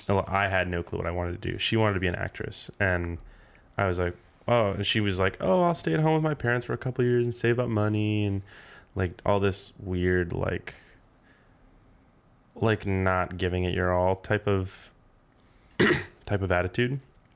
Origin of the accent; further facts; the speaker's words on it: Tucson, Arizona, United States; born there; also born or lived in North Carolina / England / Alaska / New Mexico; I was born in Tucson, Arizona, but I've moved everywhere. I've lived in North Carolina a couple times, England for a bit, Alaska a couple times, New Mexico, California, Arizona, Missouri.